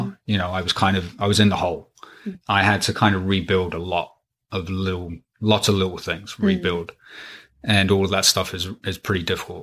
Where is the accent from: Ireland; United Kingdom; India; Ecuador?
United Kingdom; England; moved away; also born or lived in Pennsylvania; I grew up in England for the most part